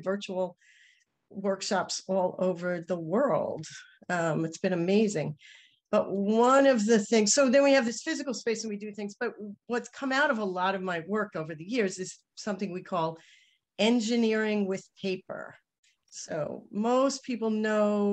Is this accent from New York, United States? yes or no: yes; New York City, New York, United States; accent: New York; my New York accent